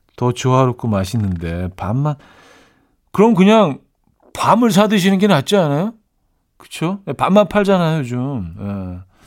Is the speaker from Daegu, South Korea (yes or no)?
no; Seoul, South Korea; also born or lived in Chungju, North Chungcheong (parents' hometown) / Yangjae-dong; 저는 사실 뭐 서울에서 태어났지만 부모님들이 이제 뭐 충북 충주가 고향이시기 때문에 항상 물어보면 그냥 야, 충북 출신입니다.